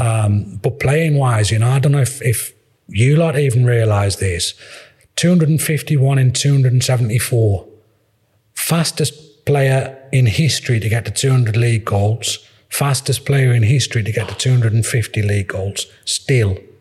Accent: Sunderland, North East England, United Kingdom; I'm from Sunderland

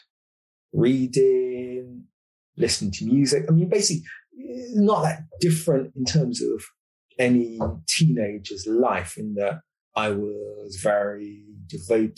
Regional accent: London, United Kingdom; I grew up in London, sort of in the 1970s and the 1980s in Northwest London, a place called Kingsbury

